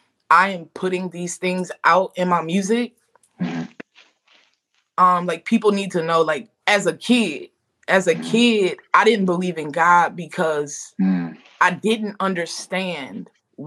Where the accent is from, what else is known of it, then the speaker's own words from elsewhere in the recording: Louisiana, United States; I'm from Louisiana.